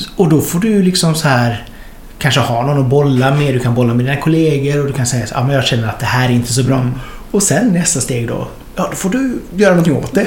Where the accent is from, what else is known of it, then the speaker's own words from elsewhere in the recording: Hunnebostrand, Västra Götaland, Sweden; moved away; när jag kom från Hunnebostrand